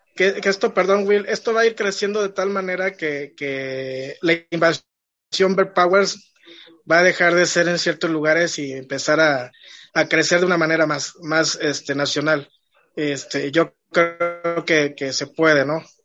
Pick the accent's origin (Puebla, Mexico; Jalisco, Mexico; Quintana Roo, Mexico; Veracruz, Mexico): Veracruz, Mexico; Poza Rica; Poza Rica, de donde yo vengo